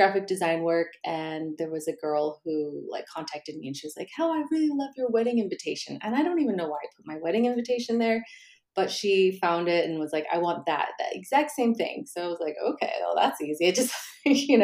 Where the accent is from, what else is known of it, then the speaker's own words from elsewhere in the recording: Normal, Illinois, United States; moved away as an adult; also born or lived in Chicago, Illinois / Las Vegas, Nevada / Brussels, Belgium; now in Stockholm, Sweden; I'm from Illinois and it's called Normal, Illinois